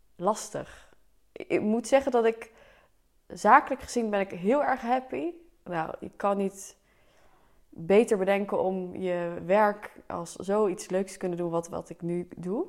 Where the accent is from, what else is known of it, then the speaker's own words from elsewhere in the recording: Delft, South Holland, Netherlands; also born or lived in The Hague; Ik ben natuurlijk geboren in Delft. Een jaartje in Den Haag gewoond, toen weer gauw terug.